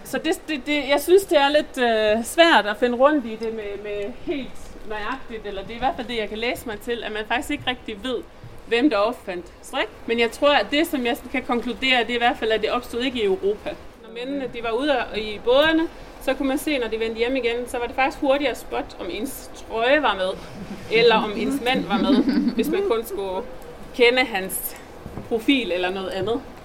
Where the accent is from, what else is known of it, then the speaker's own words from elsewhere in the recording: Faroe Islands; now in Denmark; Jeg kommer fra Færøerne, hvor det er en stor del af hele min, eller hele ens opvækst, i hvert fald var det i min